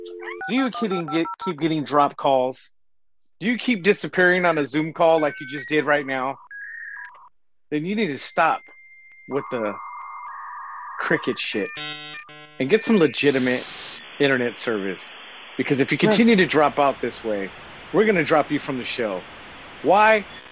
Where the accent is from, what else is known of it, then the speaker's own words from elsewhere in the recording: San Diego, California, United States; I'm from Dago.